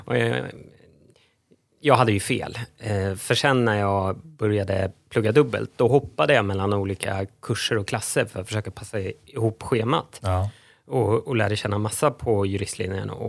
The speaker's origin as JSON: {"language": "Swedish", "town": "Stockholm", "region": "Stockholm County", "country": "Sweden", "tie": "born or raised there", "also_born_or_lived": "Uddevalla / Kiruna / Syria / Israel", "said": "43 år typ stockholmare. Jag är född i Uddevalla men, men kom till Stockholm när jag var två-ish."}